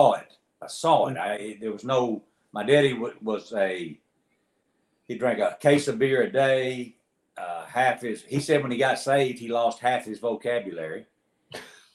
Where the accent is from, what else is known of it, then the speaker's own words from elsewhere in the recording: North Little Rock, Arkansas, United States; we're from North Little Rock. You said Little Rock, but it's North Little Rock. And I'm sitting in the very house that I've spent 54 years in. My dad built this when I was 11 years old